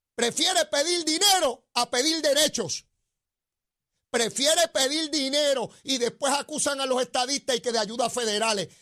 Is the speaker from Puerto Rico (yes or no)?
yes; Puerto Rico; nuestro pueblo de Puerto Rico